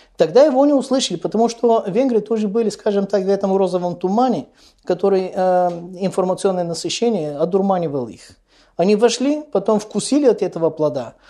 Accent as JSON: {"language": "Russian", "country": "Bulgaria", "tie": "born or raised there", "said": "недалеко от моего родного города"}